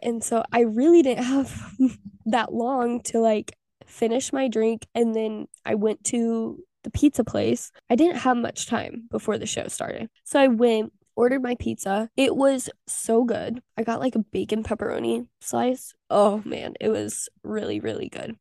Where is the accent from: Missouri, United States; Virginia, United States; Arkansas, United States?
Missouri, United States; Southwest; moved away as an adult; also born or lived in Pittsburg, Kansas; now in Texas, United States; I am from Southwest Missouri, baby, and I live in Texas